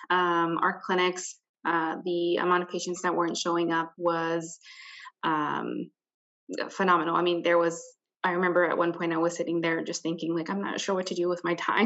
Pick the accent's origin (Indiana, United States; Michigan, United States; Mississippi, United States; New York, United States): Indiana, United States; Hammond; I am originally from Hammond, Indiana, which is where I currently live